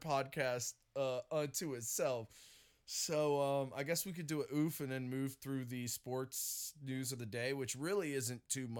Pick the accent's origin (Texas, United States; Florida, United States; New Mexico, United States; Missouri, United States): Florida, United States; this is what the world thinks of me when I tell people I'm from Florida.